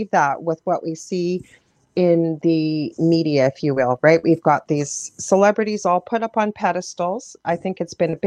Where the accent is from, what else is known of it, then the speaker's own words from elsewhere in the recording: Canada; I'm a Canadian clairvoyant